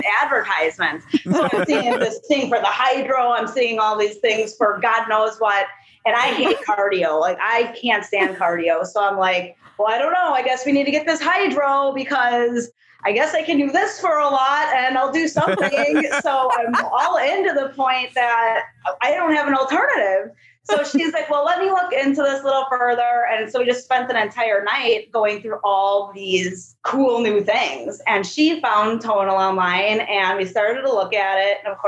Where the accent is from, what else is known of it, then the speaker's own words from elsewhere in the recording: Wisconsin, United States; accent: UP; moved away as an adult; now in Sacramento, United States; I'm from Wisconsin, so I have this weird accent too that most people can't really understand